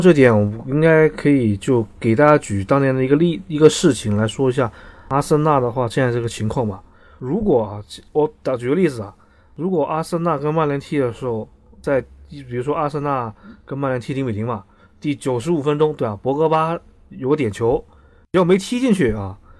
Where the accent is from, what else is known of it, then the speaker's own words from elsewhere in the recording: Shenzhen, Guangdong, China; 我在深圳出生长大，对吧？我说我支持深圳队二十多年